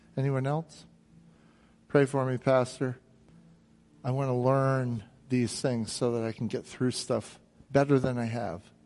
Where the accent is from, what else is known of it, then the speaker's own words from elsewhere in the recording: Jersey Shore, New Jersey, United States; I grew up near the Jersey Shore